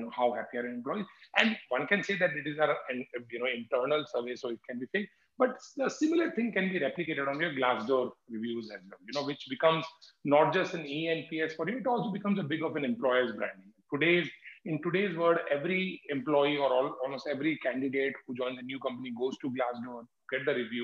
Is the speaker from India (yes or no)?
yes; Jaipur, Rajasthan, India; I come from Jaipur